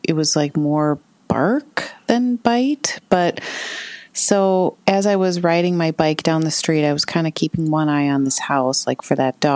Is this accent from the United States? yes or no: yes; St. Paul, Minnesota, United States; now in Asbury Park, United States; I was born in Minneapolis, but I grew up in St. Paul, the city of St. Paul proper, right on what's called the West Side, across from downtown St. Paul